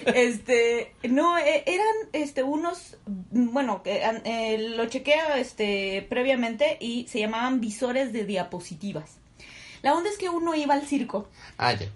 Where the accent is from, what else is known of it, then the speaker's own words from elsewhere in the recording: Mexico; ¿Qué pedo con los mexicanos? ¿Por qué somos así?